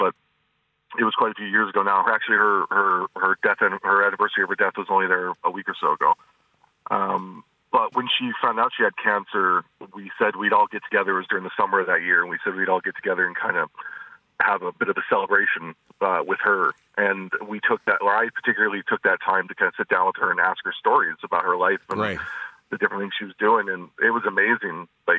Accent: North Dakota, United States; also born or lived in Montana / Minnesota / Tennessee / Pennsylvania; so I was born in Montana. I lived in Minnesota. I lived in Tennessee for a while, Pennsylvania. But I ended up in North Dakota for the longest time.

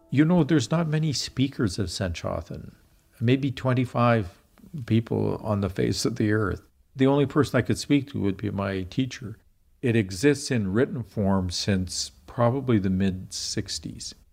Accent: Regina, Saskatchewan, Canada; I grew up in Regina, Saskatchewan, we lived right on the edge of the city in a, a kind of poor, semi rural area, not too far from a creek.

